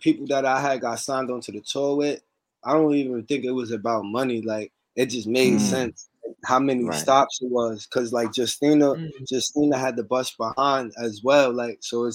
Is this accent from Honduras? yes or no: no; New York City, New York, United States; also born or lived in Los Angeles, California; I'm from Staten Island. Now known as Staten America. You know what I'm saying? New York